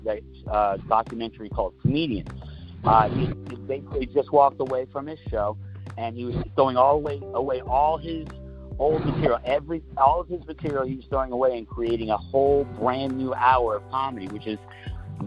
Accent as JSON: {"language": "English", "region": "Florida", "country": "United States", "tie": "born or raised there", "also_born_or_lived": "New York City", "moved": "as an adult", "said": "I currently live back in my, you know, where I grew up in Florida"}